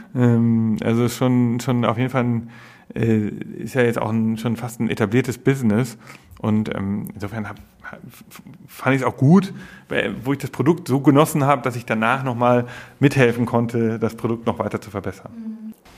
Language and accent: German; Germany; moved away as an adult; also born or lived in London; als Deutscher im englischen Medienmarkt zu arbeiten